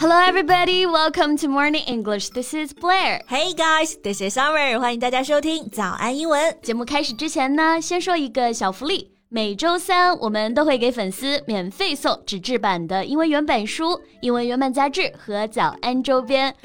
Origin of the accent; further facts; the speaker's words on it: China; 我们中国人